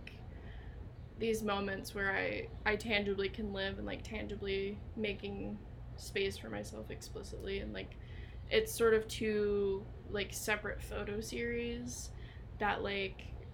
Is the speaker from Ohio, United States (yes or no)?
yes; Cincinnati, Ohio, United States; also born or lived in Lima, Ohio; I do love Cincinnati. It's been my home for, like, most of my life.